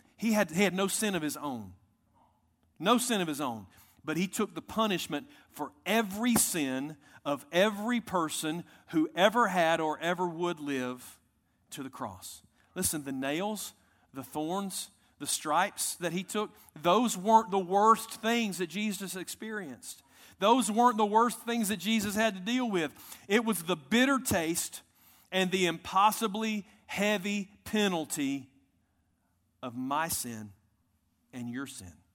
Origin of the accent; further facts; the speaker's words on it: United States; I'm proud American